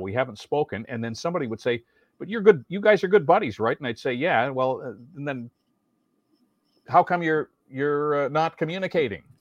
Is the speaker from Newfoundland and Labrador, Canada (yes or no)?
no; near Welland, Ontario, Canada; a thousand watt station near my hometown